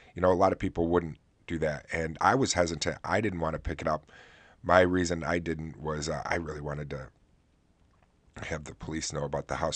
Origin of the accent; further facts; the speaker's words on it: Oswego, New York, United States; right here in my hometown